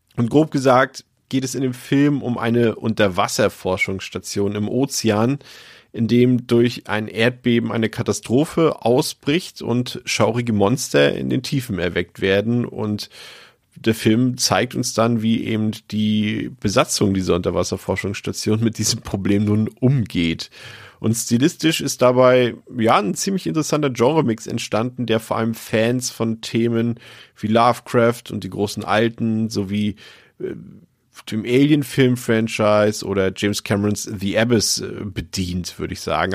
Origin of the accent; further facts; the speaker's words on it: Baltic coast, Germany; ich komme ja vom Meer, also ich, ich komme von der Ostsee, ich bin quasi im Krabbenbrötchen geboren